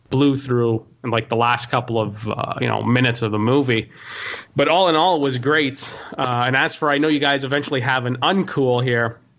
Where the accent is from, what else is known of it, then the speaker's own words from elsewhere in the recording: Montreal, Quebec, Canada; Um, well, I'm from Montreal, Quebec, Canada, born and raised, uh, about 36.